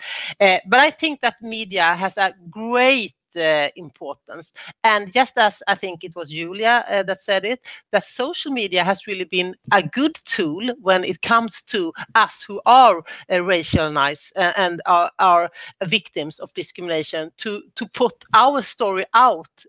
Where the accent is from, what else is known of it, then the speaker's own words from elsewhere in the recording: Sweden; I'm from Sweden